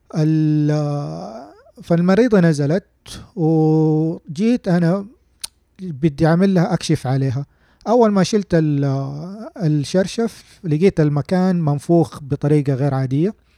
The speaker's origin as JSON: {"language": "Arabic", "country": "Saudi Arabia", "said": "عندنا في السعودية"}